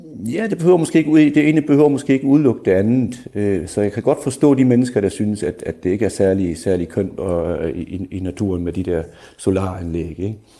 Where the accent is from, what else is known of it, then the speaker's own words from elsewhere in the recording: Schleswig-Holstein, Germany; Jeg kommer fra Sydslesvig